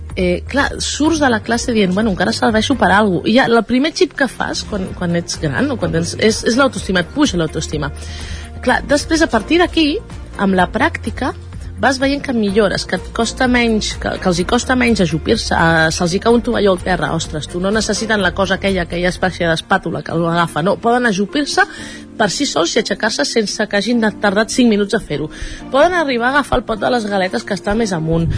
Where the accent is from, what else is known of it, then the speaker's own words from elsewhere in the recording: La Garriga, Catalonia, Spain; nosaltres som de la Garriga.